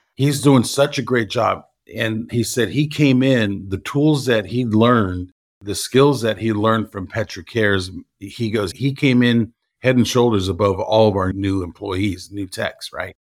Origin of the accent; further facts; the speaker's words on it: Los Angeles, California, United States; moved away as an adult; now in Houston, United States; I'm born and raised in Los Angeles, and I moved to Houston in two thousand nine